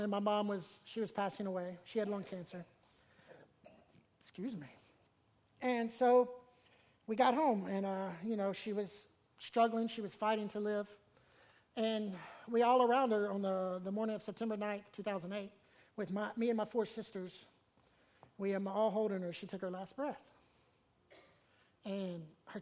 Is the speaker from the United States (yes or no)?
yes; Memphis, Tennessee, United States; moved away; I'm from Memphis